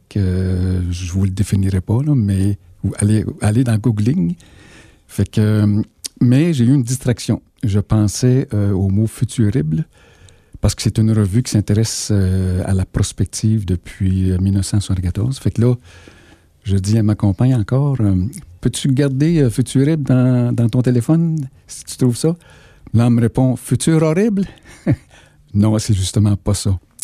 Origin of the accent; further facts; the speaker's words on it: Sherbrooke, Quebec, Canada; je viens de Fleurimont